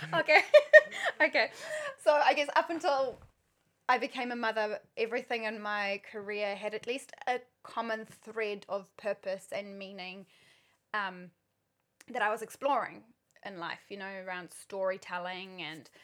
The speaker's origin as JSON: {"language": "English", "country": "South Africa", "also_born_or_lived": "New Zealand", "moved": "yes", "lives_now": "Auckland, New Zealand", "said": "I'm South African originally, but I've spent more than half my life in New Zealand."}